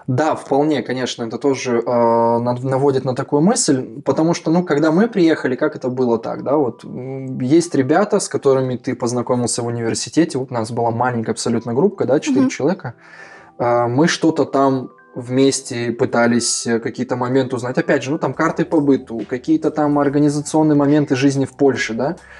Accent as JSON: {"language": "Russian", "town": "Pavlodar", "region": "Pavlodar Region", "country": "Kazakhstan", "tie": "born or raised there", "also_born_or_lived": "Warsaw, Poland", "moved": "as an adult", "lives_now": "Poland", "said": "я родом из Казахстана, как было уже сказано, да, я из города Павлодар, э, с севера Казахстана"}